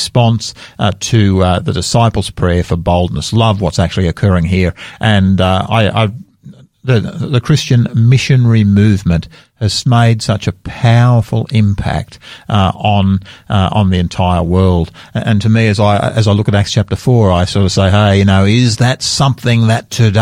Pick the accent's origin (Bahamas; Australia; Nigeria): Australia; I am so proud of being an Australian